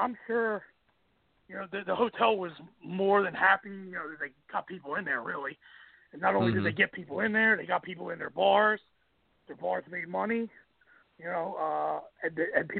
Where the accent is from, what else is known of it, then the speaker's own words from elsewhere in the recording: Atlantic City, New Jersey, United States; I'm from Atlantic City